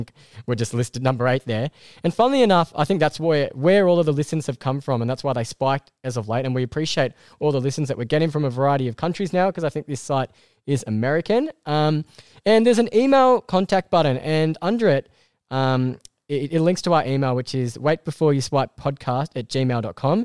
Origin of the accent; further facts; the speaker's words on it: Australia; I'm from Australia.